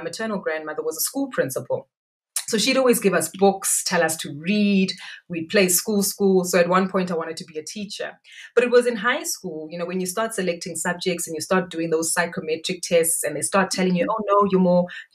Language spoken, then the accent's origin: English; Soweto, Gauteng, South Africa; also born or lived in Johannesburg, South Africa; grew up in, born and bred in Soweto in a place called Meadowlands, Zone 1